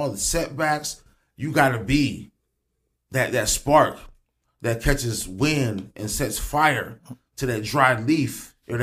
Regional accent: Springfield, Illinois, United States; I grew up in the John Hay home area

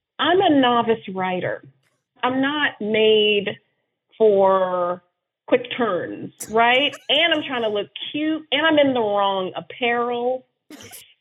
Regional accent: Bakersfield, California, United States; I grew up in Bakersfield, small town in California, in the middle of nothing

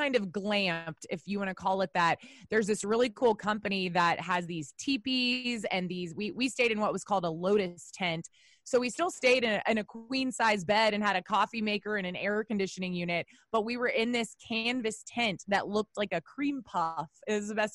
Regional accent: Texas, United States; also born or lived in Northeast United States; as a Texan

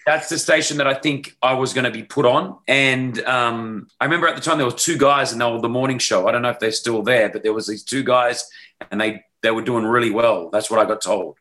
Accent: Sydney, New South Wales, Australia; accent: Aussie; moved away as an adult; now in Dubai, United Arab Emirates; I grew up in Sydney, Australia

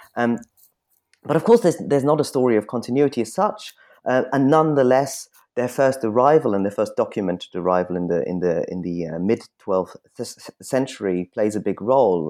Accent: Munich, Bavaria, Germany; moved away; I grew up in Munich

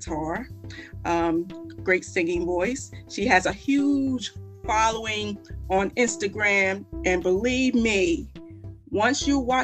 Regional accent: Chester, Pennsylvania, United States; also born or lived in Philadelphia suburbs; I'm originally born in Chester, but I'm actually living in the burbs of in Philly

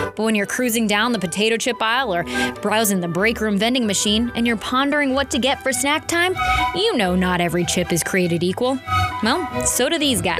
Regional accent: St. Louis, Missouri, United States; We're both from St. Louis area.

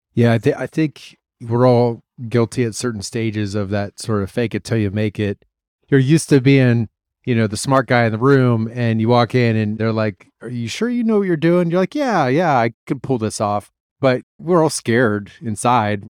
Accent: Columbus, Ohio, United States; moved away; I'm from Columbus, Ohio

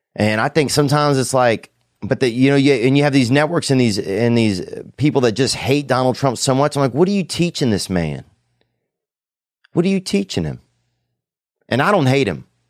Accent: the South, United States; I grew up in the South

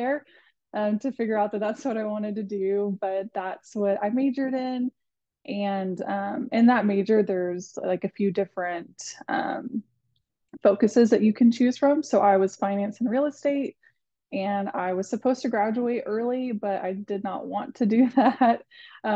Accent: Athens, Texas, United States; moved away as an adult; now in Fort Worth, United States; I'm from Athens, Texas, which is like northeast Texas, kind of near Tyler. Lived there, grew up there my entire life

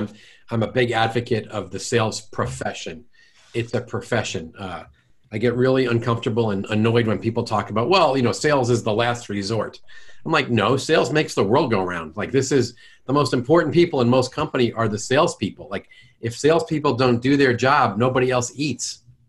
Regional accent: New York, United States; now in St. Louis, United States; I'm from New York and I've lost most of my jerk and most of my accent.

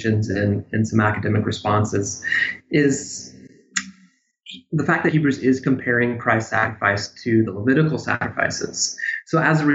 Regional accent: Pella, Iowa, United States; moved away; I grew up in Iowa, a little town called Pella.

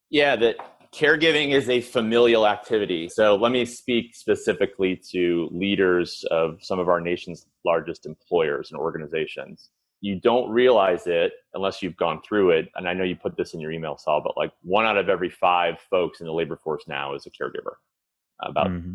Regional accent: Chicago, Illinois, United States; I grew up in Chicago

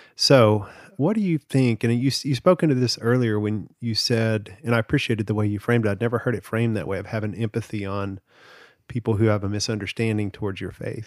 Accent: the South, United States; I grew up in the South

